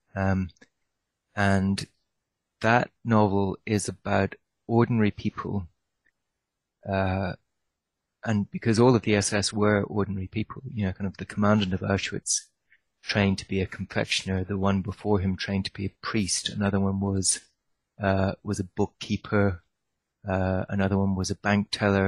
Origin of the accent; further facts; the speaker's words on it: Ireland; I grew up in Ireland